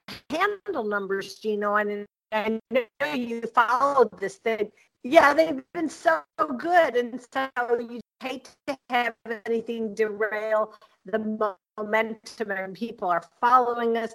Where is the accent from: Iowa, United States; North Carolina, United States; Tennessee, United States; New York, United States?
New York, United States; Buffalo; moved away; I'm from Buffalo, New York, originally